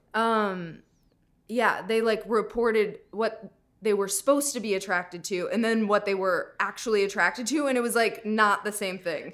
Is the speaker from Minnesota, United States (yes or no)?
yes; Minnesota, United States; moved away; I'm from Minnesota